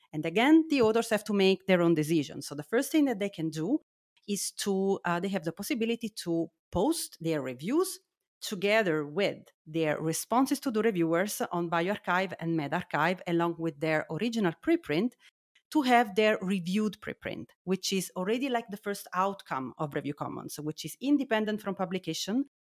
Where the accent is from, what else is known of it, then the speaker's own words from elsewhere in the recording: Naples, Campania, Italy; English is a second language; moved away as an adult; now in Heidelberg, Germany; I am originally from Italy, as you might hear, and I studied in Naples, uh, my hometown, and then, uh, I, um, I moved to, uh, to Heidelberg for, for my postdoc.